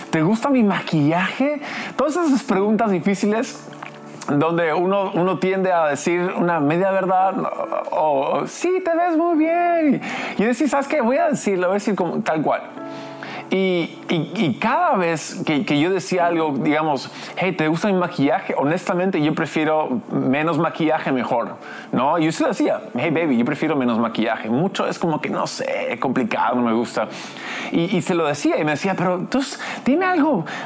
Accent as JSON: {"language": "Spanish", "region": "Lima", "country": "Peru", "tie": "born or raised there", "also_born_or_lived": "United States", "said": "De hecho, soy americano, gringo, pero crecí aquí en Lima, entonces tengo esa cultura."}